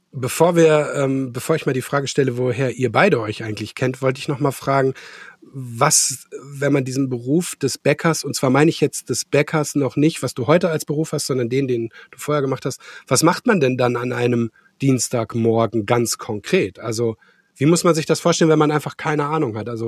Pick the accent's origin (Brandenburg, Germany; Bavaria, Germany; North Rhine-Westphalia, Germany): North Rhine-Westphalia, Germany; Gelsenkirchen; born there; Äh, ich bin in Gelsenkirchen geboren, äh, Gelsenkirchen-Bur, in irgendwie, weiß nicht, wie weit das von dir weg ist.